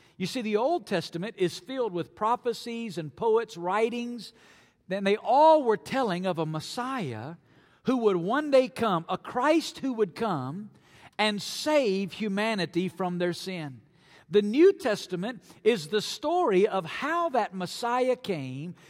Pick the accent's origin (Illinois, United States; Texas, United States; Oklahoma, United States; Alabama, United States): Alabama, United States; North; moved away as an adult; now in Las Vegas, United States; I grew up in North Alabama